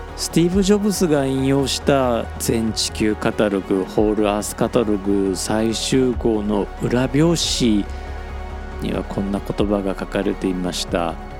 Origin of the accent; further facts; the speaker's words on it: Hyogo, Japan; accent: Osaka dialect (self-described; native at home Tokyo dialect); also born or lived in Osaka; 僕はあの3歳まで大阪住んでましたんで、まあ、その後はね あの兵庫県の方にね引っ越したんですけれども